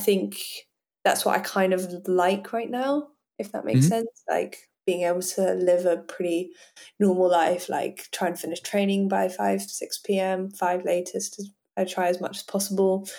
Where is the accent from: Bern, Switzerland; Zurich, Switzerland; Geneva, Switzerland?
Geneva, Switzerland; also born or lived in Hong Kong / London, United Kingdom; I grew up in Geneva, like like very near France